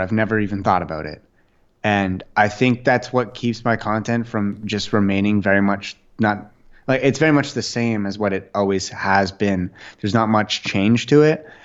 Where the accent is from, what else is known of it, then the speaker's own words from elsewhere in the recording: Ottawa, Ontario, Canada; I grew up in Ottawa, Canada